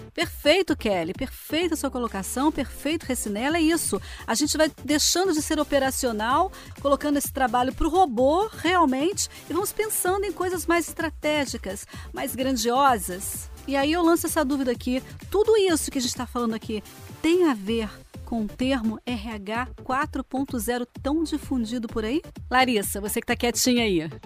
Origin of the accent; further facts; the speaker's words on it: south of Minas Gerais, Brazil; now in Rio de Janeiro, Brazil; Eu também sou mineira. É que eu já moro há tantos anos por aqui pelo Rio que eu virei carioca, sabe assim? Mas eu sou mineira de nascença, nascida lá no sul de Minas Gerais